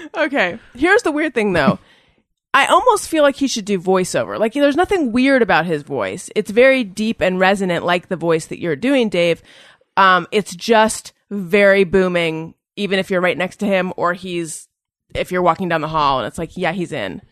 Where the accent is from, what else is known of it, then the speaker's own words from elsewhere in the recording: Orange County, California, United States; I'm from Orange County